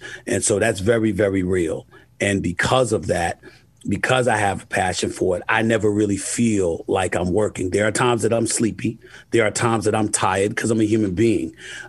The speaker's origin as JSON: {"language": "English", "region": "New York", "country": "United States", "tie": "born or raised there", "said": "Growing up in New York, seeing the star on the helmet, loving the Dallas Cowboy cheerleaders, but hating the fact that everybody raved about the Cowboys."}